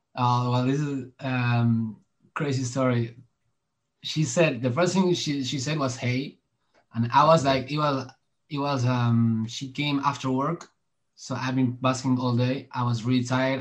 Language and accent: English; Argentina; I was I was born in in Argentina